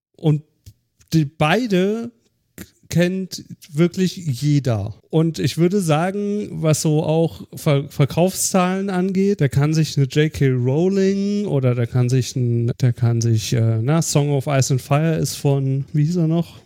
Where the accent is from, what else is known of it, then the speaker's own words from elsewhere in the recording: Germany; Als Deutscher